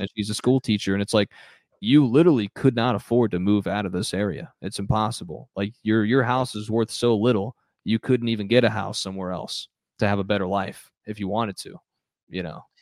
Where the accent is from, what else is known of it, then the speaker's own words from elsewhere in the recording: Phoenix, Arizona, United States; I grew up in the city, I grew up in Phoenix